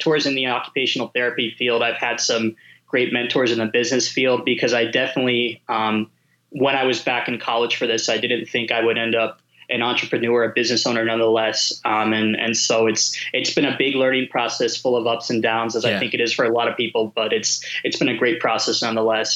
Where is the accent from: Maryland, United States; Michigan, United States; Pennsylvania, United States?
Pennsylvania, United States; I grew up in Pennsylvania